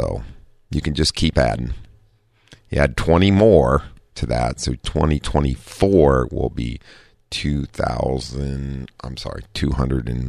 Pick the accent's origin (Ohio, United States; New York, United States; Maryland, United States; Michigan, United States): Ohio, United States; Dayton; now in San Diego, United States; I'm from Dayton, Ohio